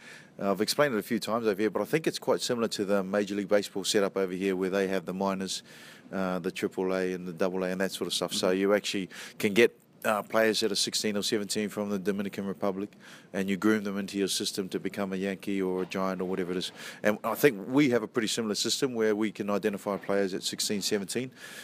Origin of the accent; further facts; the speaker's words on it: New Zealand; I grew up in New Zealand, so in New Zealand, there's still bits and pieces that float around